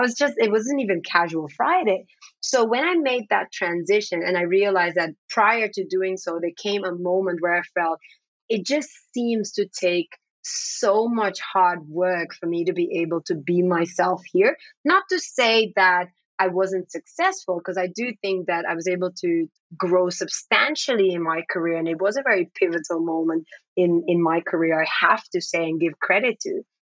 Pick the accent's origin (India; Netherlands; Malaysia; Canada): Netherlands; Amsterdam, North Holland; first language Dutch; English is a second language; I'm a Black woman. Dutch is my first language. I would say if you ask me where I'm from, I typically say from Amsterdam. And I've lived across different parts of the world.